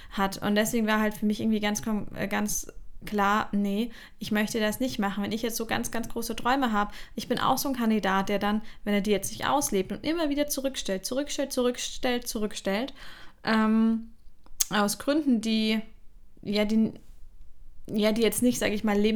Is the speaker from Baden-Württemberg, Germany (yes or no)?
no; Bavaria, Germany; also born or lived in Mainz; da wo wir auch, äh, unsere Familie auch ursprünglich herkommt. Und als ich klein war, sind wir eben in die Nähe von München gezogen.